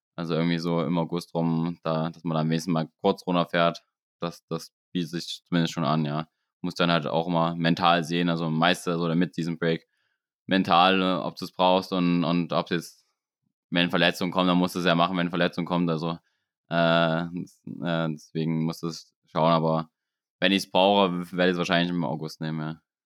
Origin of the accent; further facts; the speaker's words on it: Germany; bei uns in Deutschland